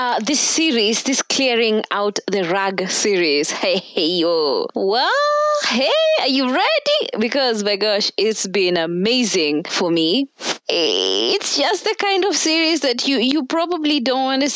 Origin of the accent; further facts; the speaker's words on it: Kenya; here in Kenya because I'm Kenyan.